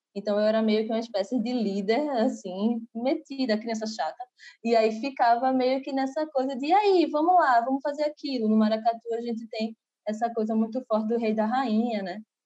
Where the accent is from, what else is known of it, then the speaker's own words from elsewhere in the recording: Recife, Pernambuco, Brazil; Eu sou aqui de Recife, né? E aí, é, desde criança, frequento com minha família vários maracatus